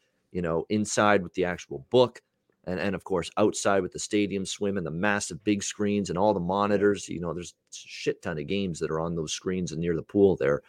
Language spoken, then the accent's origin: English; Canada; I'm Canadian. I'm good. I know what cold's all about.